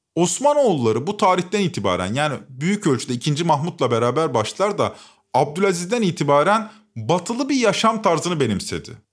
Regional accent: Turkey; Biz artık pasaportumuz ve liramız pul haline geldiği için Avrupa'ya gidemiyoruz

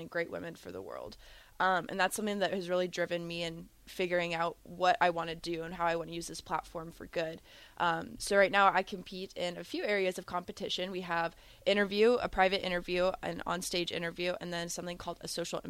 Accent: Lincoln, Nebraska, United States; I'm a Lincolnite, born and raised

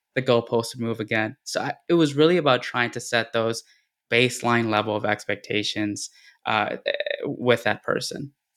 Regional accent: Texas, United States; since I, uh, grew up here

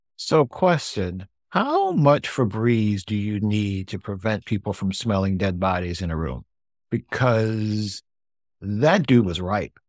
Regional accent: Buffalo, New York, United States; I grew up in Buffalo

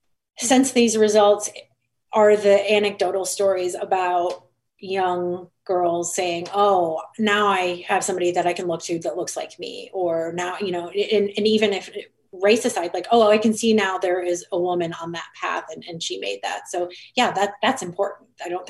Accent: Detroit, Michigan, United States; I'm from the Detroit area.

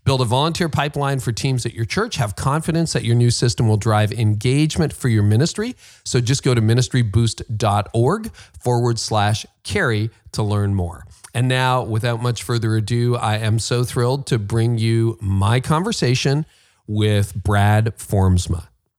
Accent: Windsor, Ontario, Canada; born there; well, funny I was born in Windsor, so I know Michigan.

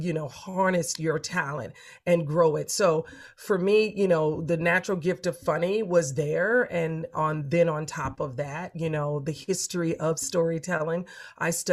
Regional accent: Los Angeles, California, United States; I'm from a big family. I'm from South Central

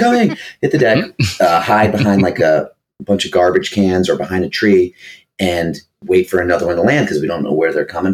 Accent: New York City, New York, United States; I grew up in New York City

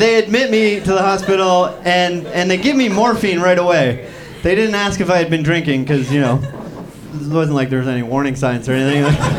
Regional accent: Canada; But I'm from Canada, which we have a healthcare system

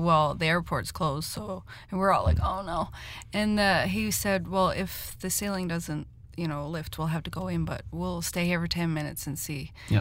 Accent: Burin, Newfoundland and Labrador, Canada; I'm from Bourne, just south

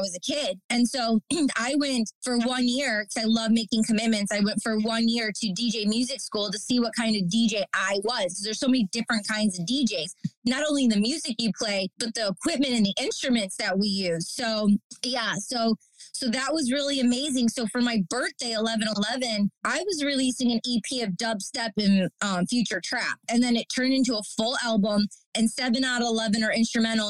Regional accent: Detroit, Michigan, United States; now in New York, United States; I'm from Detroit, Michigan, and I grew up in the Detroit electronic music scene

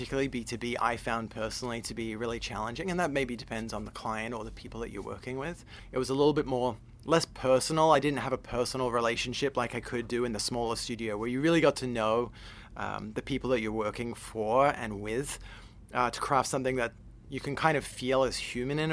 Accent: Adelaide, South Australia, Australia; I'm from Adelaide in South Australia.

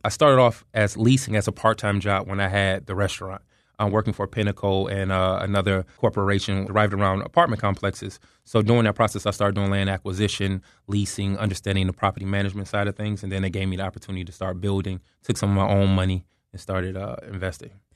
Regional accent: Detroit, Michigan, United States; moved away; also born or lived in Atlanta, Georgia / Tallahassee, Florida; So originally I'm from Detroit, Michigan, but um, I'm a transplant from Atlanta, Georgia.

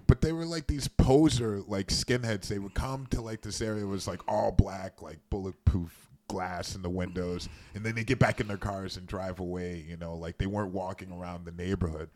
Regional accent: Midwest, United States; I grew up in the Midwest

